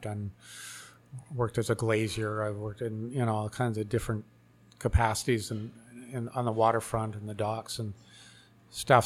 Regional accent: White Rock, British Columbia, Canada; I'm from yeah. White Rock, so I've done some murals in White Rock. Ah, yeah. the city has brought me in to do some couple projects there, but yeah, yeah that's where I grew up

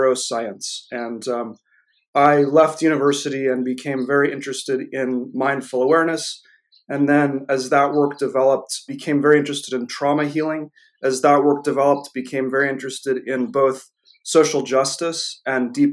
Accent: New Hampshire, United States; I grew up here in the United States

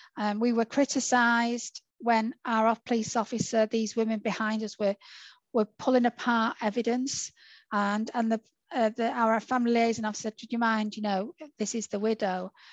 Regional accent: Salford, North West England, United Kingdom; also born or lived in Warrington; I was born in Salford

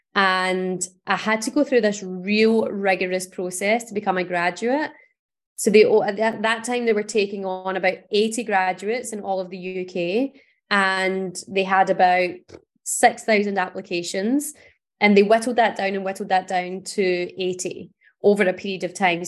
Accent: Paisley, Scotland, United Kingdom; I grew up in Paisley, which is a town outside of Glasgow in Scotland.

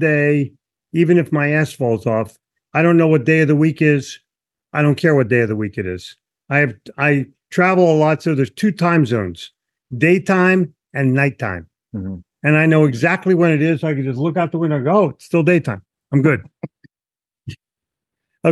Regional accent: Philadelphia, Pennsylvania, United States; I grew up in Philly where my parents said, don't talk to anybody.

